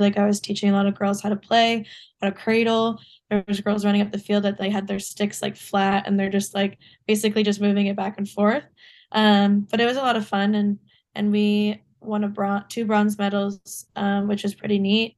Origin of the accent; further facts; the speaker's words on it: Ontario, Canada; also born or lived in New York; I live back in Ontario